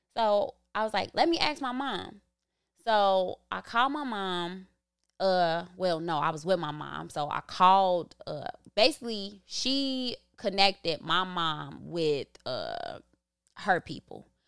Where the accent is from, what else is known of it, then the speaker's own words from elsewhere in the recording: Chicago, Illinois, United States; also born or lived in Back of the Yards; me growing up in Inglewood